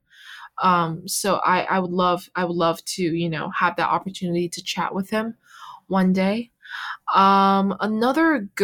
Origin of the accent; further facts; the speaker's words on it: Canada; moved away as an adult; also born or lived in China / Vancouver, Canada; now in Boston, United States; I really grew up in Canada